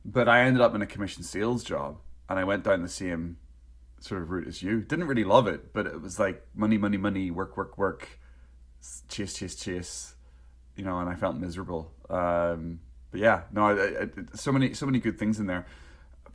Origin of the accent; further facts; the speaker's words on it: Northern Ireland, United Kingdom; moved away; also born or lived in North East England; growing up in Northern Ireland